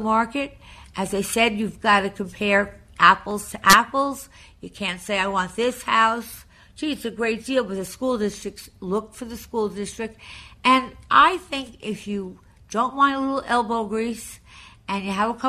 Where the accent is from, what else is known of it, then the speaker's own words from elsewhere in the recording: Long Island, New York, United States; I was from Long Island